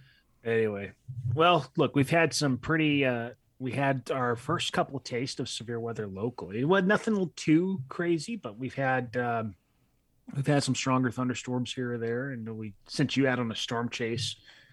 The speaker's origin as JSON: {"language": "English", "region": "California", "country": "United States", "tie": "born or raised there", "said": "I grew up in Southern California. I'm no stranger to heat"}